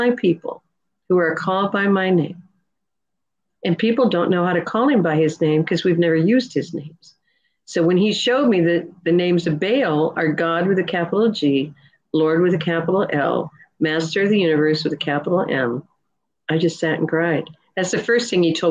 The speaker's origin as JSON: {"language": "English", "region": "Nebraska", "country": "United States", "tie": "born or raised there", "also_born_or_lived": "California", "moved": "yes", "lives_now": "Georgia, United States", "said": "I'm just a farmer's daughter from Nebraska."}